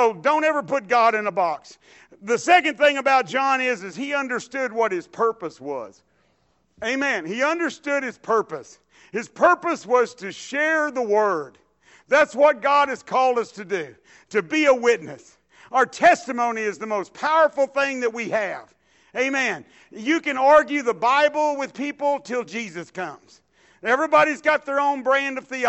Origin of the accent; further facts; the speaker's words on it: Dallas, Texas, United States; I was raised in South Dallas